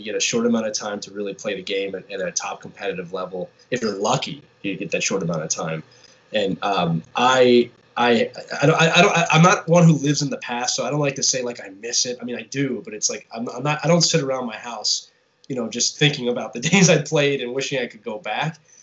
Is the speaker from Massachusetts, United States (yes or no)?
no; Philadelphia, Pennsylvania, United States; also born or lived in England; that's just the time I grew up in, and I'm from Philadelphia